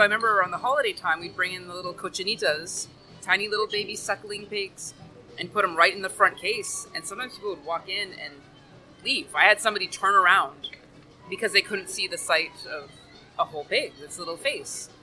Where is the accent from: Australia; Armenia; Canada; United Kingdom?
Canada; Timmins, Ontario; moved away as an adult; now in Miami, United States; I'm originally from northern Ontario, Canada, small town called Timmins